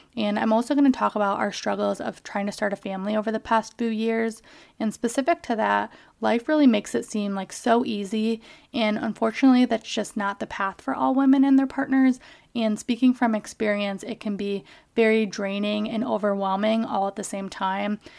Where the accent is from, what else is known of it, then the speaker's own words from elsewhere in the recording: Kalamazoo, Michigan, United States; also born or lived in Calcutta, India; I grew up in Kalamazoo, Michigan